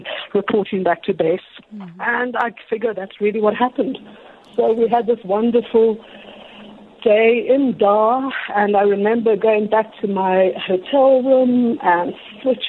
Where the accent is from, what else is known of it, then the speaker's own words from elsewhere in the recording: South Africa; I'm South African